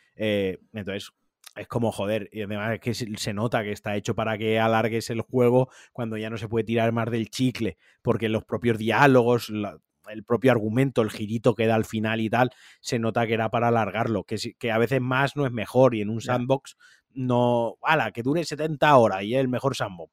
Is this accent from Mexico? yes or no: no; Spain; nosotros siendo españoles